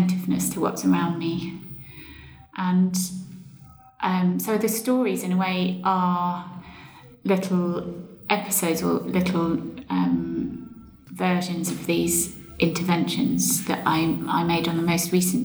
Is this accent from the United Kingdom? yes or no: yes; Suffolk, East of England, United Kingdom; moved away; I grew up in Suffolk and spent a lot of my childhood outdoors